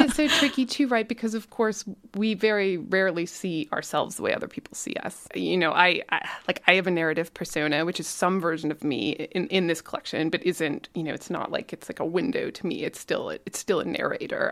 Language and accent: English; Calgary, Alberta, Canada; I am a writer from Calgary, so I grew up here.